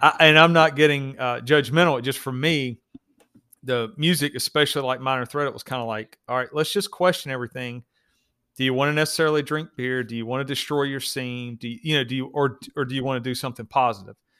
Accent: the South, United States; I grew up in the South

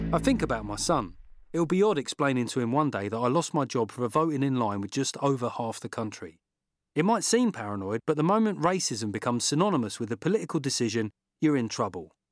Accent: London, United Kingdom; When I was growing up in South London

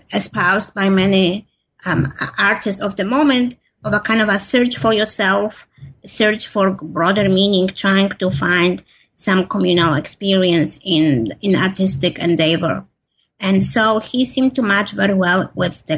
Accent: Poland; moved away as an adult; now in United States; I grew up in Poland, and I moved to the U.S. when I was in my early 20s.

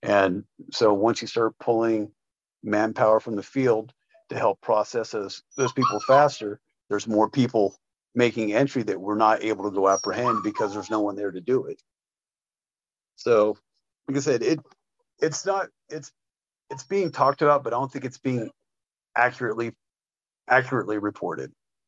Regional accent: Mexico; Say that I'm racist, because, well, I'm from Mexico too.

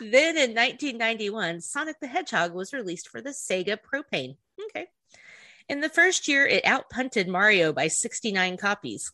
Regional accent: the South, United States; we're from the South

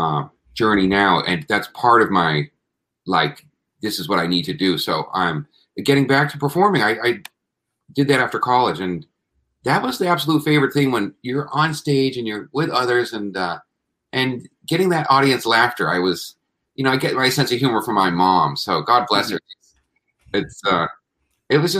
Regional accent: Plymouth, Massachusetts, United States; also born or lived in New York City; I was born in New York City, first 5 years there, and then the family moved to Massachusetts, and so I grew up in Plymouth, Mass, an hour south of Boston

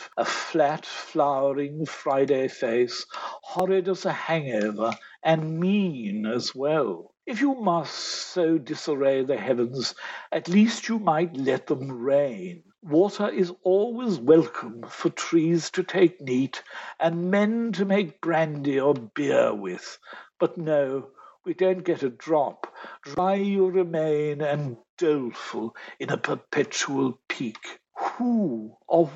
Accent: Ireland; as an Irishman

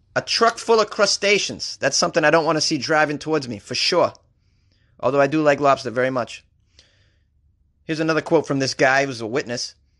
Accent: Boston, Massachusetts, United States; accent: Boston; I was raised in Boston

